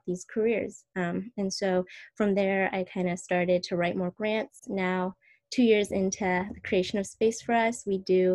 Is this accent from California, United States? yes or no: yes; San Francisco Bay Area, California, United States; growing up in the San Francisco Bay Area